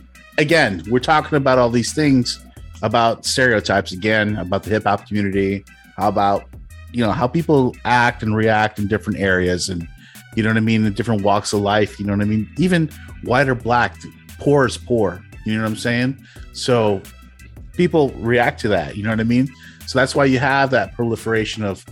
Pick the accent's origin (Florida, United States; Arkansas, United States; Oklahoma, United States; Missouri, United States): Florida, United States; I'm from Florida